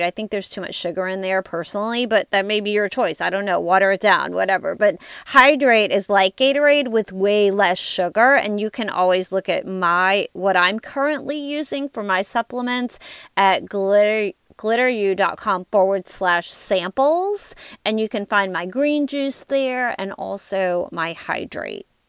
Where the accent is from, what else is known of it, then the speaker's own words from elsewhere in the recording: Louisiana, United States; I'm from Louisiana